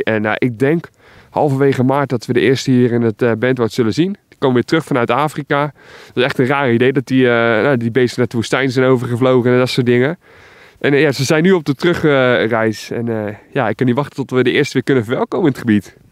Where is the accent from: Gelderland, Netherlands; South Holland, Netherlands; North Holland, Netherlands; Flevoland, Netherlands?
South Holland, Netherlands; Alblasserwaard; Ik kom zelf uit de Alblas Zwaard.